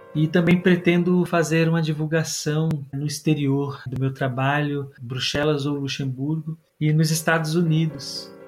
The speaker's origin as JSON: {"language": "Portuguese", "country": "Brazil", "tie": "born or raised there", "said": "Eu nasci em São Paulo em 23 de setembro de 1990"}